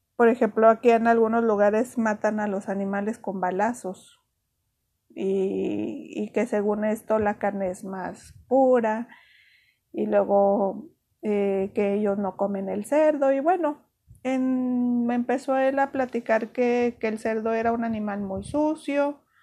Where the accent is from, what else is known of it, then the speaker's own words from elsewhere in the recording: Mexico; also born or lived in Ciudad Juárez, Chihuahua; aquí nosotros somos mexicanos, a todo le ponemos chile